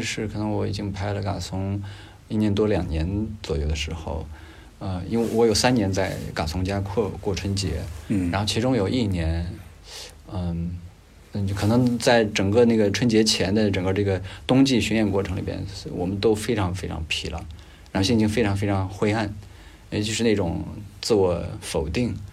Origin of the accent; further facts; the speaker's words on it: Gansu, China; 我也是甘肃人